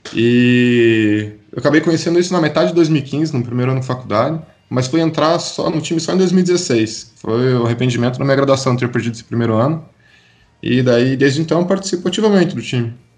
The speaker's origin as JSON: {"language": "Portuguese", "town": "Curitiba", "region": "Paraná", "country": "Brazil", "moved": "as an adult", "lives_now": "Campinas, Brazil", "said": "eu sou de Curitiba, vim para Campinas em 2015 fazer faculdade aqui na Unicamp"}